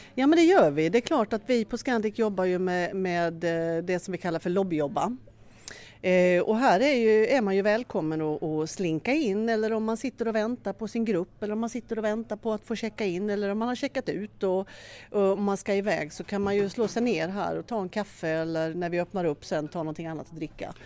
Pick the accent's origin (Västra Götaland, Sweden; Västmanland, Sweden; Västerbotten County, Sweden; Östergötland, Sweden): Östergötland, Sweden; Norrköping; moved away as an adult; now in Skåne, Sweden; Jag är från Norrköping egentligen men flyttade ner till Skåne för över 30 år sedan och det är där jag bor